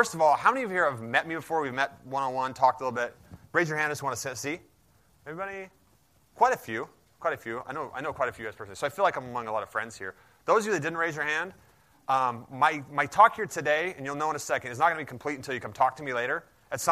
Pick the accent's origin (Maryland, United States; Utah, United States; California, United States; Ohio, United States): Utah, United States; Salt Lake City; I said, Salt Lake